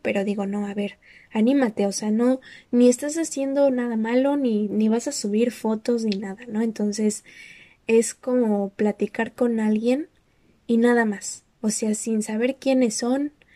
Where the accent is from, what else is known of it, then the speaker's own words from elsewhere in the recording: Mexico; yo nada más soy mexicana